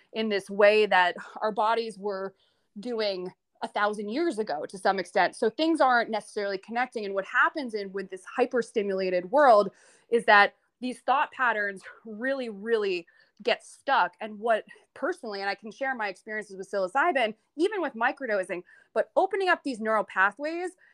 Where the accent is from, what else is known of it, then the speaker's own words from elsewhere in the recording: north of New York City, United States; I grew up north of New York City in a bit of a blue collar town.